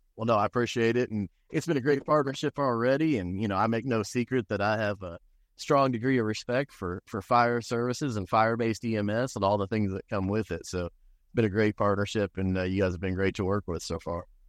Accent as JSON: {"language": "English", "town": "Indianapolis", "region": "Indiana", "country": "United States", "tie": "born or raised there", "also_born_or_lived": "Michigan City, Indiana / Lake County, Indiana / Bloomington, Indiana / Muncie, Indiana", "lives_now": "Borden, United States", "said": "I grew up on the east side of Indianapolis"}